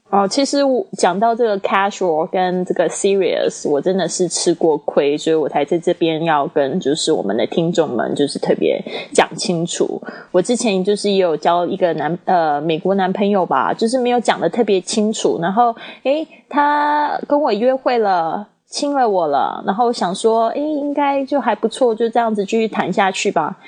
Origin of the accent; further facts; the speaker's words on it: China; 我是中国的